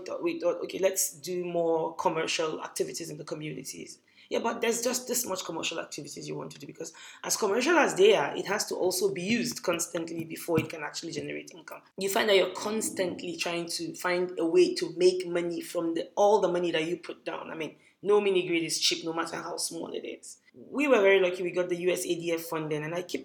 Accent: Kaduna, Kaduna State, Nigeria; growing up in Kaduna

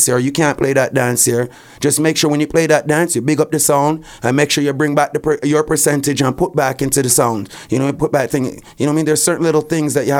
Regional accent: Canada; I was born in Canada.

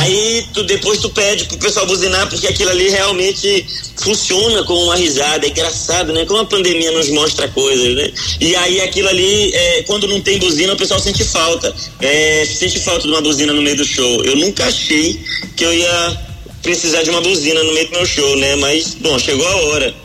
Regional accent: Belém, Pará, Brazil; now in São Paulo, Brazil; Eu sou de Belém. Eu hum. sou de hum. Belém do Pará.

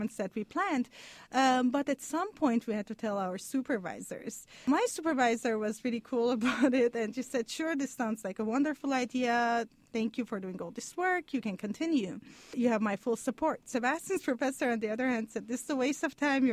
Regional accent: Lebanon; moved away as an adult; also born or lived in Montreal, Canada; now in Stanford, United States; I'm Armenian. I grew up in Lebanon. And I lived, you know, a big part of my life in Canada, in Montreal.

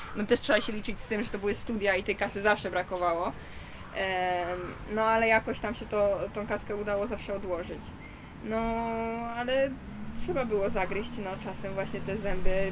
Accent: Poland; Jestem z Polski

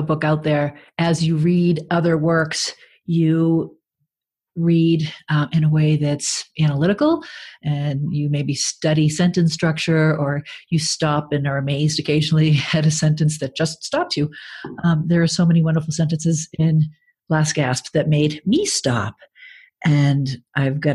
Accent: Braintree, Massachusetts, United States; I grew up in Braintree, Massachusetts, and our supermarket was Tedeschi's Supermarket

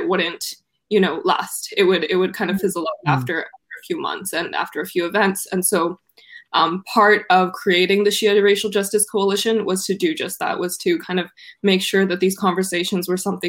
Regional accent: Vancouver, British Columbia, Canada; I'm from Canada, from Vancouver

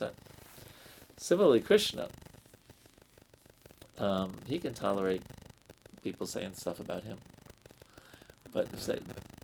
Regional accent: New York, United States; I'm a city dweller. I'm from New York

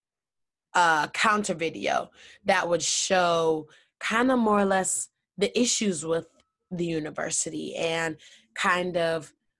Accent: Madison, Wisconsin, United States; also born or lived in Detroit, Michigan; my mother and I moved to Madison. And so I graduated from like Madison Public Schools. So I grew up not too far from campus.

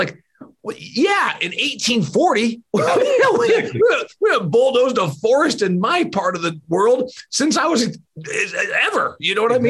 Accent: Indiana, United States; The reality, the state of Indiana, my home state, one of the I states, one of the big five producers of corn.

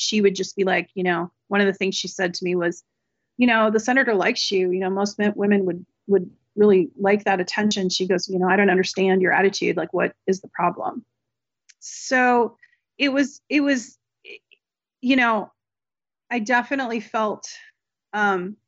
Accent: West Coast, United States; I'm not from Delaware. I'm right. from West Coast.

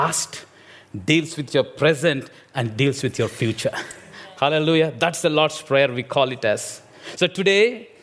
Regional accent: India; English is a second language; moved away; I'm an Indian preacher

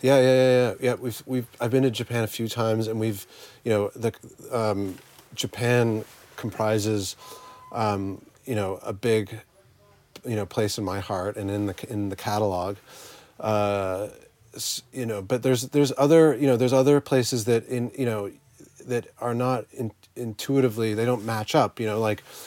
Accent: Canada; the small little town I grew up in in Canada

